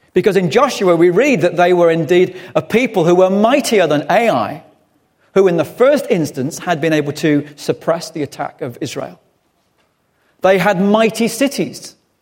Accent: England, United Kingdom; being English

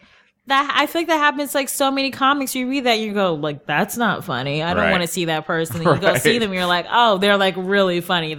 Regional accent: Cleveland, Ohio, United States; now in New York, United States; Cleveland, Ohio.

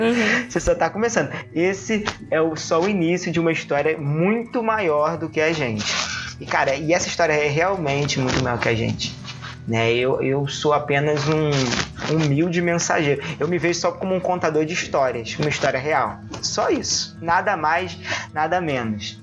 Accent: Rio de Janeiro, Brazil; accent: carioca (Rio); deve ter percebido pelo meu sotaque que eu pertenço ao estado mais querido do Brasil, ao estado mais tranquilo do Brasil

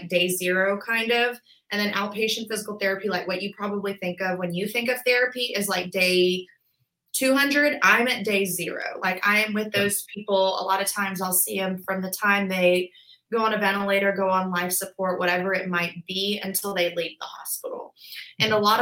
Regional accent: Birmingham, Alabama, United States; also born or lived in Auburn, Alabama; I was born and raised in Birmingham. I went to Hoover High School.

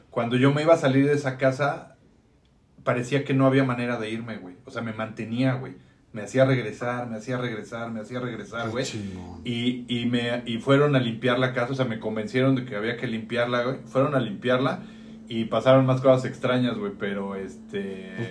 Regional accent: Mexico City, Mexico; yo crecí en casa de mi abuela

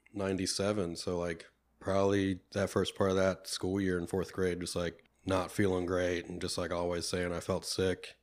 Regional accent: Penn Hills, Pennsylvania, United States; I grew up here in the Pittsburgh area, um, from the Penn Hills, uh, area as well

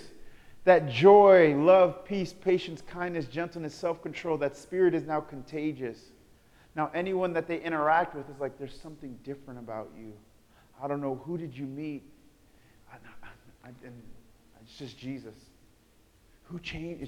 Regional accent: New York City, New York, United States; I'm from Brooklyn, New York

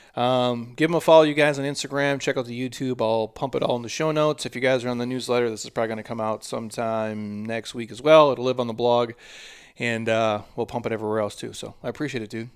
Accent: Minnesota, United States; I'm from Minnesota

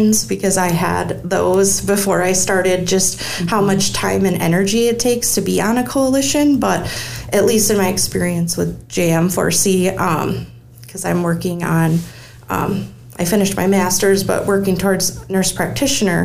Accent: United States; I was born and raised here in Rock County

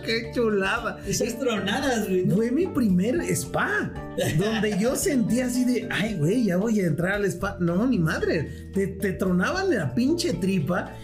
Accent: Mexico; como mexicanos

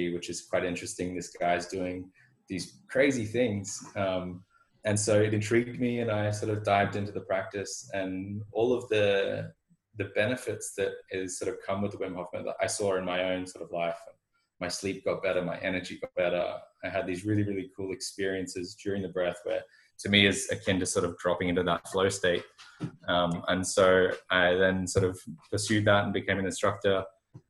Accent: Australia; I'm from Australia

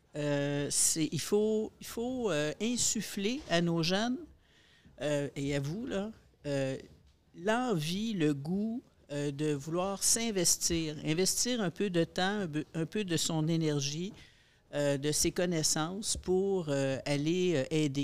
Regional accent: Montreal, Quebec, Canada; dans mon milieu, dans mon, dans mon patelin, à Pointe-aux-Trembles

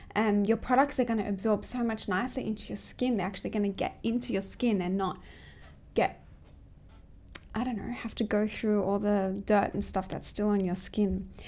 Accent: close to Sydney, New South Wales, Australia; moved away as an adult; now in Hong Kong; I'm actually from Australia, close to Sydney

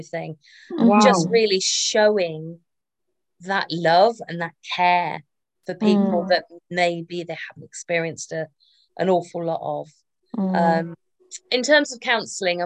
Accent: Northamptonshire, East Midlands, United Kingdom; my hometown, in Pickering in Northamptonshire

